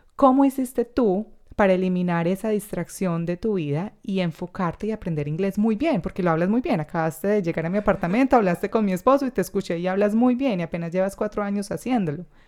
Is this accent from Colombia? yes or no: yes; Colombia; now in Australia